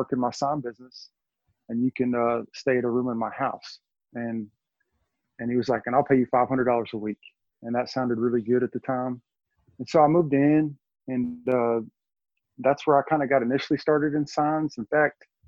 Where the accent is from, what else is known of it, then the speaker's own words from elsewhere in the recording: Texas, United States; now in Arkansas, United States; I'm from Texas.